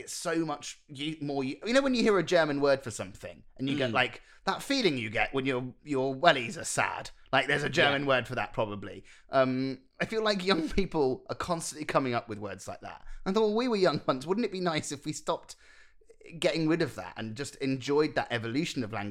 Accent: England, United Kingdom; as English people

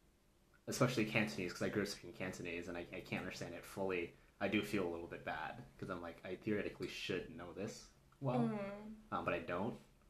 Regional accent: United States; moved away as an adult; now in Japan; originally from Malaysia and Hong Kong as well. As you can hear from my accent, I grew up in the States and then came out here for work.

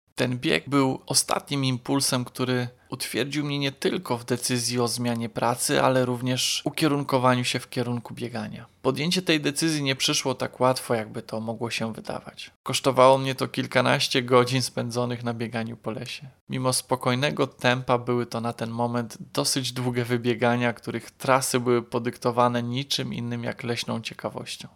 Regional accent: Płock, Masovian Voivodeship, Poland; Moje rodzinne miasto Płock ma 21 osiedli mieszkaniowych

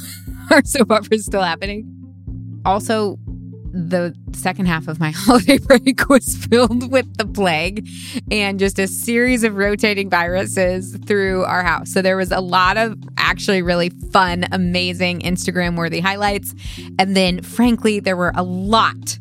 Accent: Missouri, United States; I grew up in Missouri

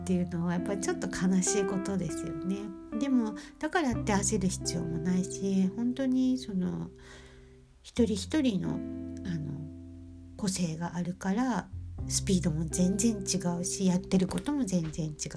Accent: Japan; now in Germany; 私は日本で生まれ育って日本人なので

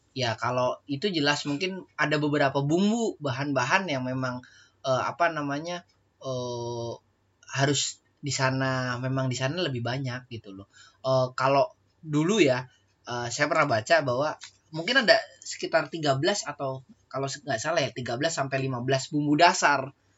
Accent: Java, Indonesia; kita orang Jawa

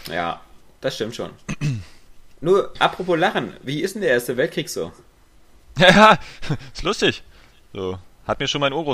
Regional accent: Berlin, Germany; Als ja, Berliner ist man

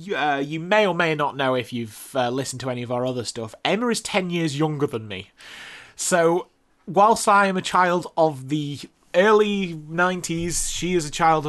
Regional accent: United Kingdom; being British, we got things a few years later

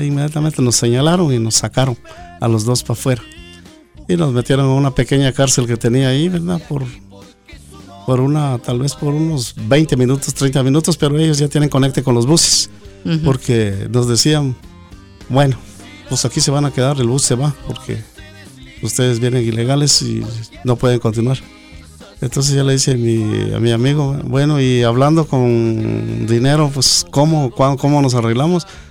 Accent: Cuilco, Huehuetenango, Guatemala; moved away as an adult; now in United States; somos originarios de Cuilco, Huehuetenango

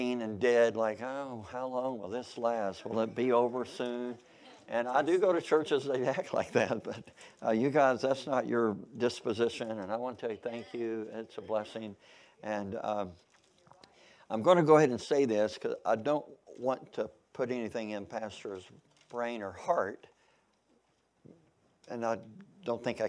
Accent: Kentucky, United States; also born or lived in Missouri; now in Oklahoma, United States; I was born in Missouri. I grew up in Kentucky. So I feel like I'm a Kentuckian, even though I was born in Missouri. But I've been in Oklahoma since 1978.

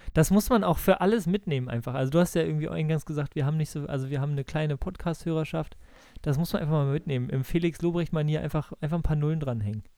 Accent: Bremen, Germany; ich komme ja aus Bremen und meine ganze Familie ist äh, Werder-Fans

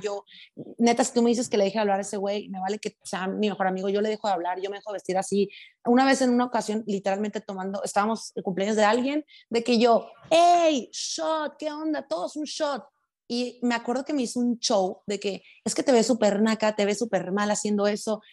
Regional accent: Los Mochis, Sinaloa, Mexico; accent: sinaloense; also born or lived in Sonora; now in Guadalajara, Mexico; viví cuatro años en Sonora, pero soy de Sinaloa

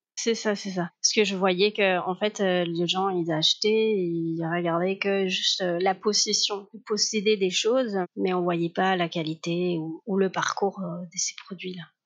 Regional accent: Cádiz, Andalusia, Spain; French is a second language; moved away as an adult; now in France; je suis des Cadiz, l'Andalousie.

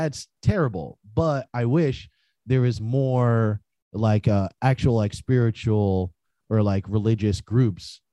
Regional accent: New Jersey, United States; I'm from New Jersey originally. You know, I was born and raised in Jersey

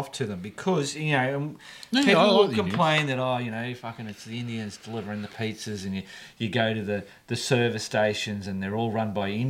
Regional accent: Australia; my ignorance as an Aussie.

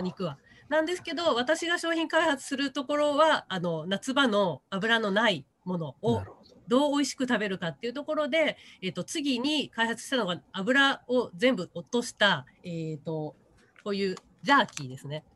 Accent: Hamada, Shimane, Japan; also born or lived in Matsue, Shimane; 浜田出身なんで魚で育ってる

